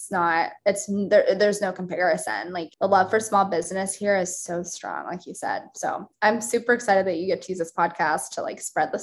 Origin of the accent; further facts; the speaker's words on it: Wichita, Kansas, United States; moved away as an adult; also born or lived in Tennessee; now in Kansas City, United States; I grew up in Wichita, like a suburb of Wichita